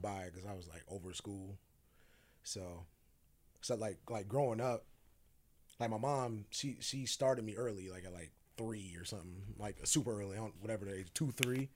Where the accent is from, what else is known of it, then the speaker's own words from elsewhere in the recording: Sacramento, California, United States; moved away; also born or lived in Phoenix, Arizona; I grew up in the Strawberry Manors